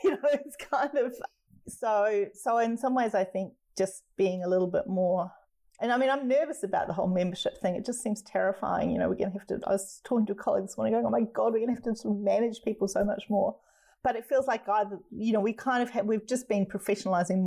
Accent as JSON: {"language": "English", "country": "New Zealand", "moved": "yes", "lives_now": "Australia", "said": "I'm a New Zealander. I'm not Australian anyway, so I'm always an outsider here."}